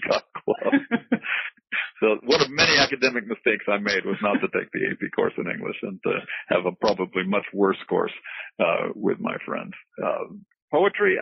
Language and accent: English; Boston, Massachusetts, United States; also born or lived in England; now in Gainesville, United States; I was born in Boston in 1950